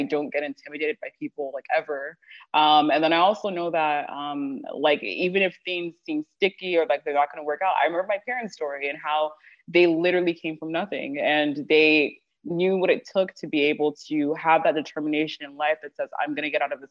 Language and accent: English; Houston, Texas, United States; also born or lived in Toronto, Canada; I was born and raised in Houston in a town called Sherland. I did live in Canada for a couple of years in Toronto before coming back